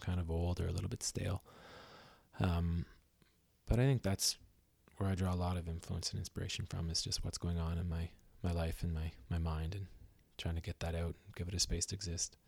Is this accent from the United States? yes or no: no; Belleville, Ontario, Canada; now in Vancouver, Canada; I'm from Belleville, Ontario